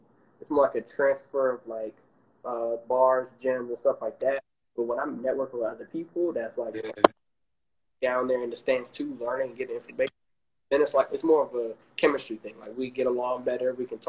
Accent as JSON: {"language": "English", "region": "Maryland", "country": "United States", "lives_now": "Atlanta, United States", "said": "I'm from Maryland."}